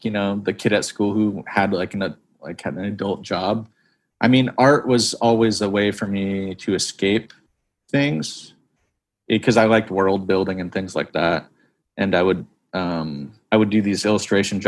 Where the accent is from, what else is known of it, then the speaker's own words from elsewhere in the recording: 25 miles north of Seattle, Washington, United States; also born or lived in Santa Monica, California; I was born in Santa Monica, but I grew up in Washington in the. Up 25 miles north of Seattle